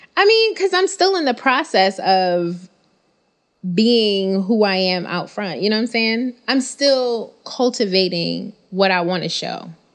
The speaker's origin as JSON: {"language": "English", "town": "New York City", "region": "New York", "country": "United States", "said": "I'm still from Bed-Stuy"}